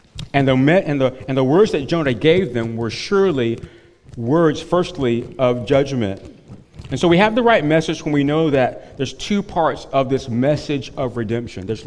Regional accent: North Carolina, United States; where I grew up in North Carolina

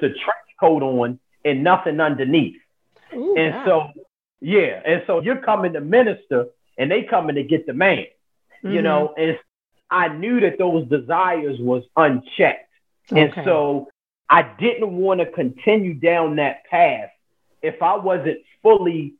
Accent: Baltimore, Maryland, United States; I'm born and raised in Baltimore, Maryland.

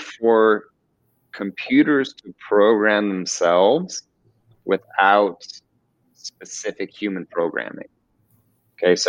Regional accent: Orange County, California, United States; also born or lived in Beverly Hills, California; I am originally from Orange County, California, kind of by Disneyland

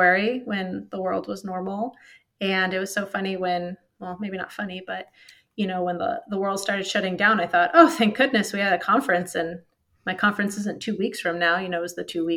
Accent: Riverside, California, United States; moved away as an adult; now in Washington, D.C., United States; I grew up in Southern California, Riverside area

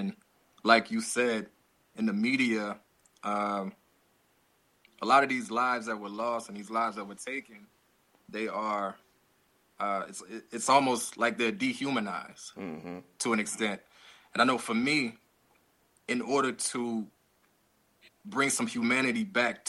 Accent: Louisiana, United States; now in Atlanta, United States; from Louisiana, but currently I live in Atlanta, Georgia

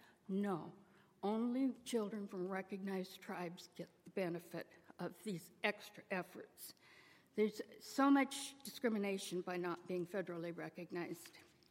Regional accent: Seattle, Washington, United States; When growing up in South Seattle, I remember relatives coming together once a year for tribal meetings, as long far back as I can remember.

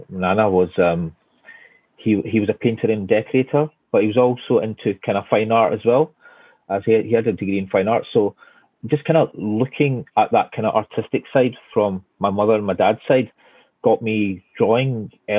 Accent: Glasgow, Scotland, United Kingdom; moved away as an adult; now in London, United Kingdom; You could probably tell from my accent that I'm from Scotland. Born and bred in Scotland, from Glasgow.

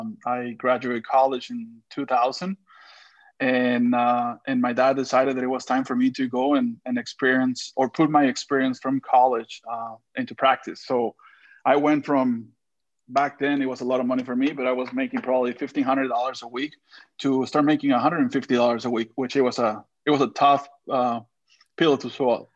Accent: Monterrey, Nuevo León, Mexico; born there; So I was born in Monterrey, which is literally across the border from Texas. And then my dad was in sales. We live, I want to say, in 12 different states within Mexico.

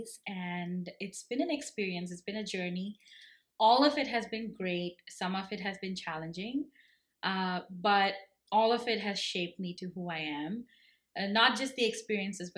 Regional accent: Kerala, India; also born or lived in Bangalore / United States; now in Canada; I grew up in God's own country, and that's Kerala.

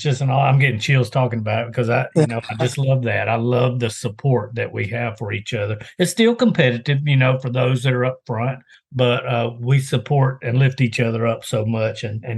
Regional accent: Greenville, Mississippi, United States; moved away; I'm originally from Mississippi. That's where I grew up.

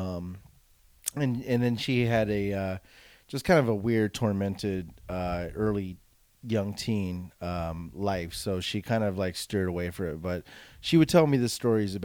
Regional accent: West Covina, California, United States; also born or lived in Baldwin Park; growing up in Southern California, I went to school in Baldwin Park in West Covina

